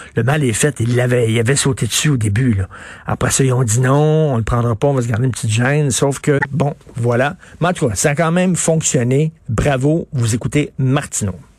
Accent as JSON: {"language": "French", "town": "Montreal", "region": "Quebec", "country": "Canada", "tie": "born or raised there", "said": "je viens d'un milieu très modeste. Je viens de Verdun, mon père travaillait dans une shop"}